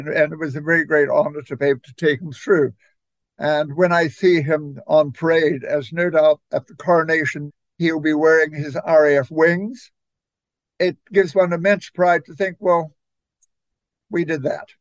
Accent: New Zealand; moved away; I come from New Zealand

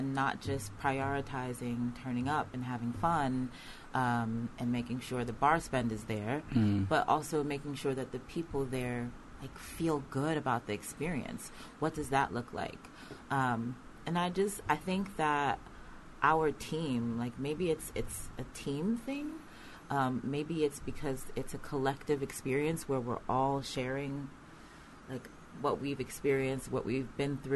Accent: United States; now in United Kingdom; I'm from the States

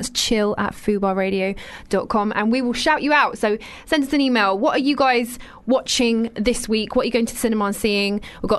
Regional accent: London, United Kingdom; accent: London; because I'm from London, I've got a London accent.

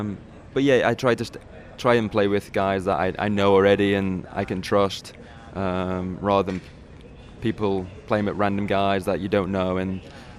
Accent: England, United Kingdom; to be someone to say that I'm a Wimbledon champion is an incredible feeling for someone from England.

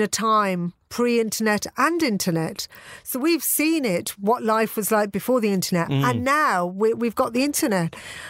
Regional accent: Birmingham, West Midlands, United Kingdom; moved away; also born or lived in Manchester; when I was 8, 9, 10 years old, growing up in Birmingham.

